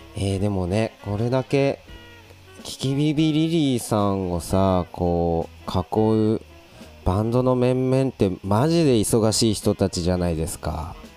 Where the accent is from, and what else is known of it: Abashiri, Hokkaido, Japan; born or raised there; moved away